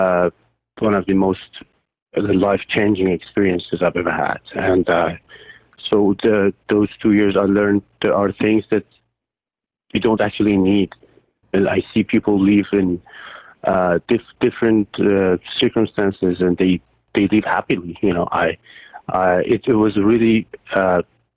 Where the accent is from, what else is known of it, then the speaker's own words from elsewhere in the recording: Iran; moved away as an adult; also born or lived in Dubai; now in Toronto, Canada; I'm from Iran. I was born and raised in Iran